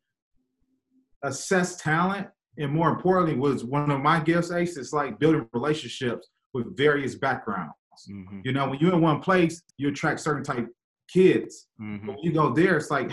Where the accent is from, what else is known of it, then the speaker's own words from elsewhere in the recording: Michigan, United States; I'm from Michigan